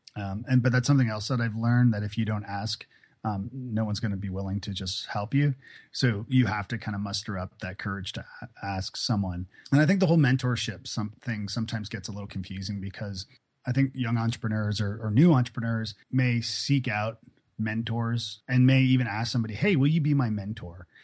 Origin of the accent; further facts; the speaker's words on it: Toronto, Ontario, Canada; moved away as an adult; also born or lived in Ireland / Scotland / Prague; now in Nashville, United States; Toronto where I'm from